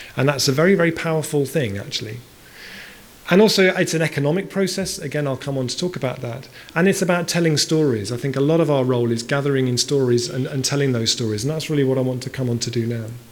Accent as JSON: {"language": "English", "town": "Bristol", "region": "South West England", "country": "United Kingdom", "tie": "born or raised there", "said": "I grew up in Bristol. Bristol's my hometown."}